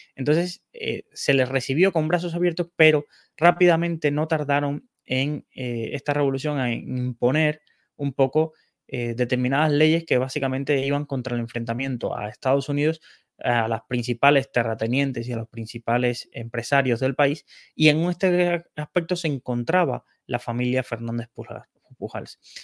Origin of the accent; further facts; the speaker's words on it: Cuba; moved away as an adult; personas que hemos tenido que abandonar nuestro país de origen, en este caso Cuba